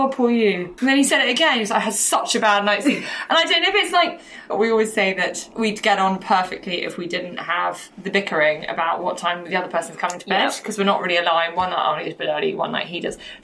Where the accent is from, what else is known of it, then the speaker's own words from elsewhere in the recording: England, United Kingdom; as English people